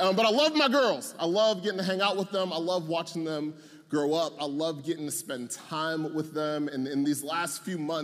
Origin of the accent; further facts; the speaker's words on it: Atlanta, Georgia, United States; I'm from Atlanta